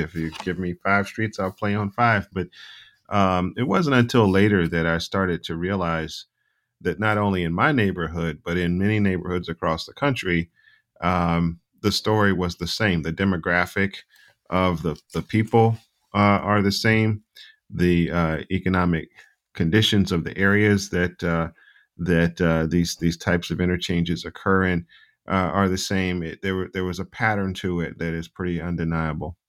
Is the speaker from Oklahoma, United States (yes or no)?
no; Charlotte, North Carolina, United States; I grew up in Charlotte, and I grew up mostly in my grandparents' home